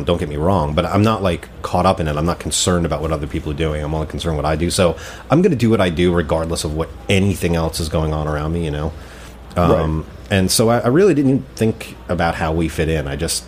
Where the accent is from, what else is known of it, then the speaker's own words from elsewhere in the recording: New Jersey, United States; I'm from North Jersey, man. I'm not from Texas or Memphis